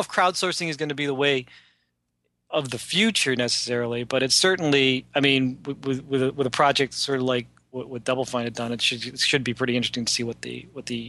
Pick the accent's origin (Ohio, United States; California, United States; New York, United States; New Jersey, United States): Ohio, United States; Cleveland; I'm a dude from Cleveland who just draws funny things